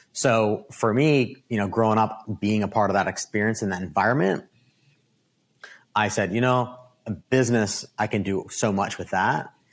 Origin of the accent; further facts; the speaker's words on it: Downingtown, Pennsylvania, United States; I was born and raised in Downingtown, Pennsylvania